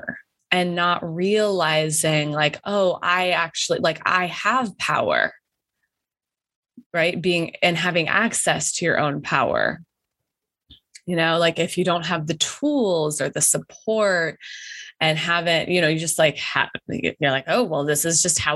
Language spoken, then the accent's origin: English; Wyoming, United States; moved away as an adult; I grew up in Wyoming